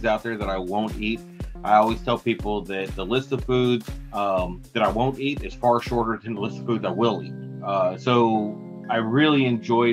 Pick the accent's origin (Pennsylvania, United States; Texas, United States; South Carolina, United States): Texas, United States; we're from Texas